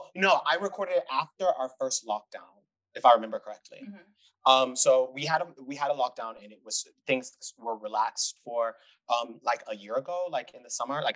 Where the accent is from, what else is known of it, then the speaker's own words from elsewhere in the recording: Detroit, Michigan, United States; moved away as an adult; also born or lived in Europe; now in Vienna, Austria; I grew up in Detroit, Michigan, but for most of my adult life, I've lived in Europe